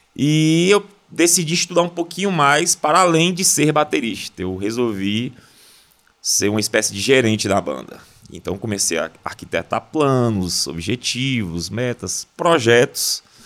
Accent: interior of Bahia, Brazil; eu sou do interior da Bahia, de uma cidade pequena

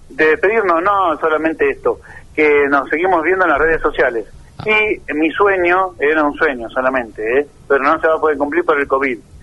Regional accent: near the Atlantic, Buenos Aires Province, Argentina; also born or lived in La Plata; now in Darregueira, Argentina; Yo soy de la provincia de Buenos Aires, ¿viste? Y nací cerca del mar Atlántico si no, sino crecí en cerca del mar Atlántico porque nací en Buenos Aires.

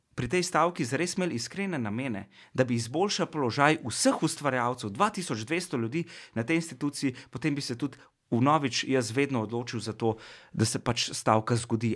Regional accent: Slovenia; smo Slovenci

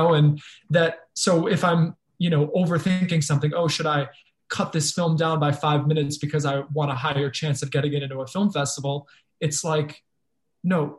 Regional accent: Fall River, Massachusetts, United States; moved away; going back to my hometown

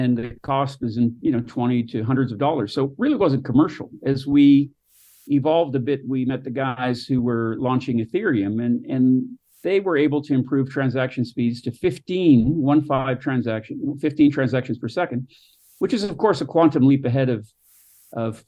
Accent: Canada; moved away; also born or lived in Northern California / Southern California; where I was born in Canada

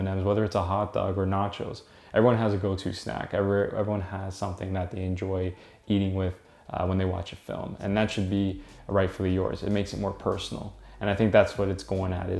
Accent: Toronto, Ontario, Canada; I'm from Toronto

